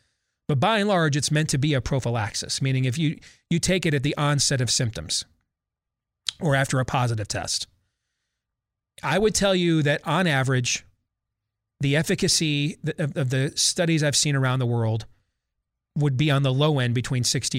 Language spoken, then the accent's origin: English; Virginia, United States; those K-12 and in colleges across my home state of Virginia are under another indoor mask mandate